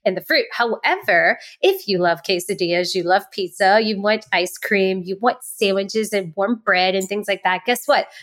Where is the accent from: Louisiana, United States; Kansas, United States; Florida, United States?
Louisiana, United States; New Orleans; Southern Girl here, New Orleans